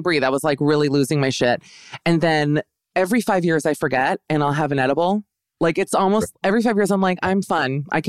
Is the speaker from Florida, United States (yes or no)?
yes; Miami, Florida, United States; I'm a full Jew from Miami